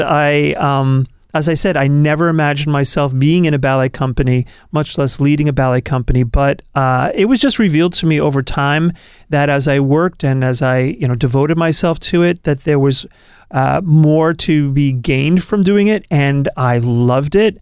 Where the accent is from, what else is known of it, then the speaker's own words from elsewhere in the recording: New York, United States; now in Portland, United States; I'm from New York originally.